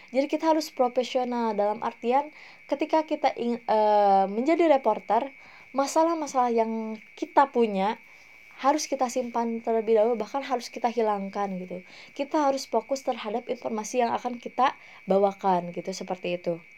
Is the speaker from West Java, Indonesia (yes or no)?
yes; Cianjur, West Java, Indonesia; mayoritas orang-orang di daerah saya terutama di Cianjur itu adalah seorang karyawan pabrik